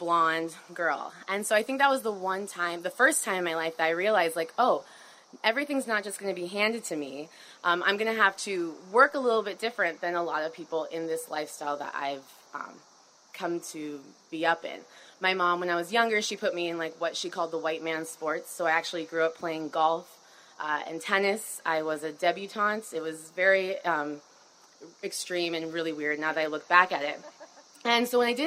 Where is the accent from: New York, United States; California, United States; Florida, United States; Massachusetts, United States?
Florida, United States; Miami; I grew up in Miami